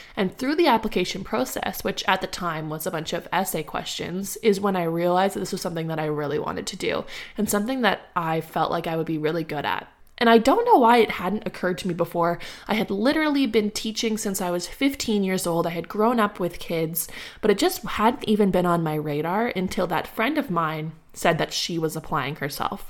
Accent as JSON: {"language": "English", "town": "Ottawa", "region": "Ontario", "country": "Canada", "tie": "born or raised there", "also_born_or_lived": "Guelph, Canada / Barrhaven, Canada", "moved": "as an adult", "lives_now": "Nova Scotia, Canada", "said": "I was born in Ottawa, specifically the Glebe, and I stayed there for my entire life"}